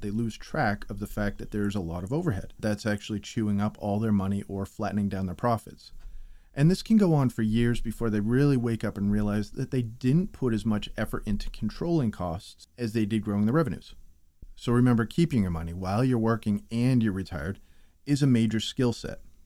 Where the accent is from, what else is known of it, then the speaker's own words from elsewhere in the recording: New England, United States; I'm from New England